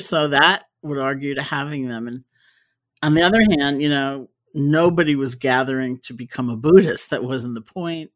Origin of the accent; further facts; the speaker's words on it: New York City, New York, United States; I grew up in New York City, and I'm a product of the New York City public school system